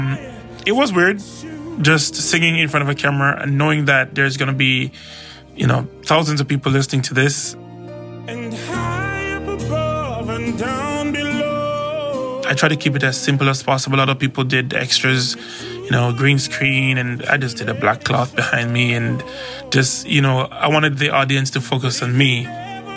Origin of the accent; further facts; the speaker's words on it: Jamaica; moved away as an adult; now in Seattle, United States; I was born and raised in Jamaica